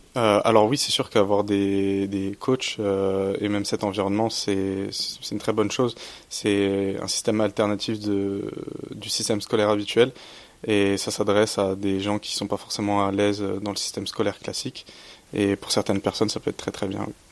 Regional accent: Châlons-en-Champagne, Grand Est, France; je viens de Châlons-en-Champagne

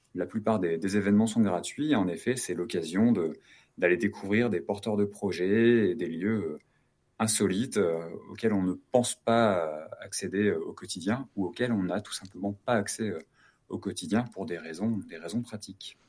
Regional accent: Lyon, Auvergne-Rhône-Alpes, France; Chez nous à Lyon, c'est de vendredi soir à dimanche soir

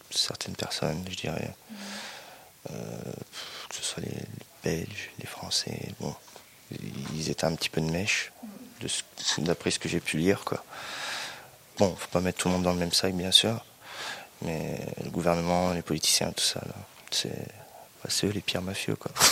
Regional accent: Nice, Provence-Alpes-Côte d'Azur, France; euh, Je viens de France, Nice.

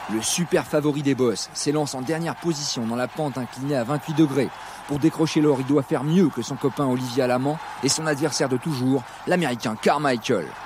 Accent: Champagnole, Bourgogne-Franche-Comté, France; je suis né à Champagnol, dans le Jura. J'habite à Francine-le-Haut, J'habite donc à 10 km de Fabrice. Donc, euh, on est du Jura.

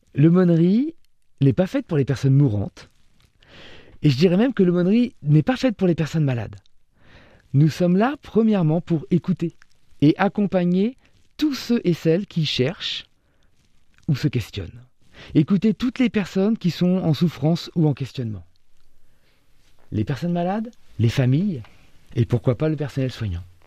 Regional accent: Orléans, Centre-Val de Loire, France; Je suis né en 1978 à Orléans

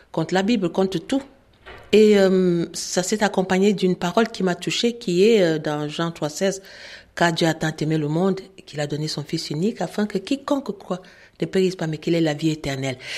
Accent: Cameroon; euh, je viens du Cameroun.

